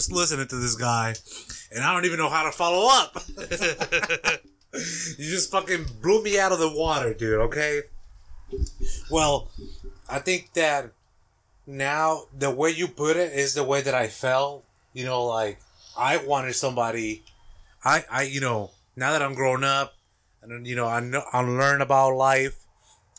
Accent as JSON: {"language": "English", "country": "Mexico", "tie": "born or raised there", "second_language": "English", "moved": "yes", "lives_now": "United States", "said": "I grew up in Mexico. I actually pledged allegiance to the Mexican flag."}